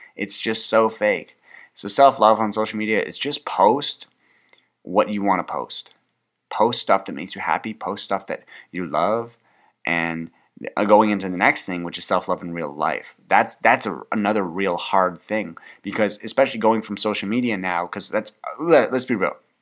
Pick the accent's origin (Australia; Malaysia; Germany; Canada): Canada; I'm Canadian